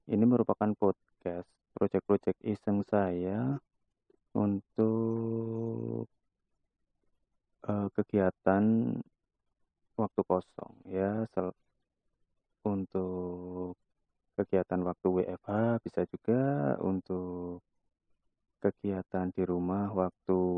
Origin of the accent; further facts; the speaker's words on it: Klaten, Central Java, Indonesia; now in Semarang, Indonesia; Oke, saya asli anak Jawa, lebih tepatnya saya orang Klaten. Terus merantau di Semarang dan sekarang alhamdulillah domisili di Semarang.